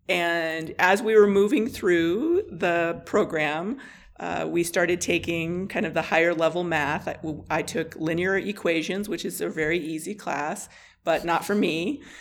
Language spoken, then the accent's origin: English; Blackfeet Reservation, Montana, United States; moved away as an adult; also born or lived in Colorado; I grew up on the Blackfeet Reservation